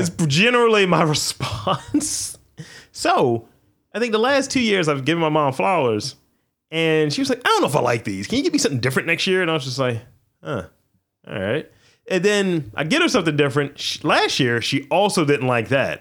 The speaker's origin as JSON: {"language": "English", "town": "Baltimore", "region": "Maryland", "country": "United States", "tie": "born or raised there", "said": "I'm from Baltimore"}